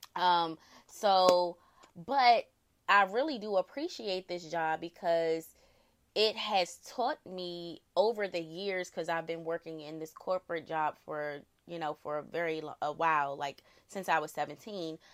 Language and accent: English; Prince George's County, Maryland, United States; I am from Prince George's County, Maryland, born and raised.